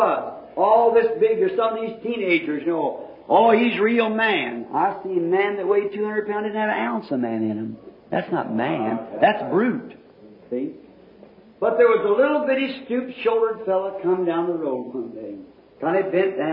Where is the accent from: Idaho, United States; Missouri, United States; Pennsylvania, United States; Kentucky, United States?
Kentucky, United States; moved away; I was from Kentucky